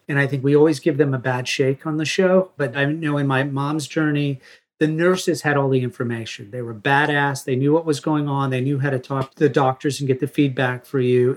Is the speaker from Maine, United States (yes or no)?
yes; Maine, United States; growing up in Maine